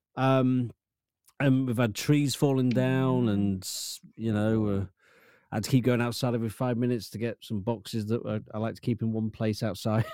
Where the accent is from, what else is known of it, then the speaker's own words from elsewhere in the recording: Lincoln, East Midlands, United Kingdom; I'm from Lincoln